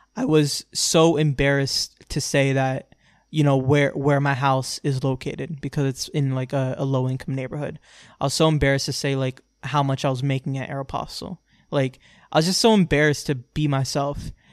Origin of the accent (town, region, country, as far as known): Orlando, Florida, United States; born or raised there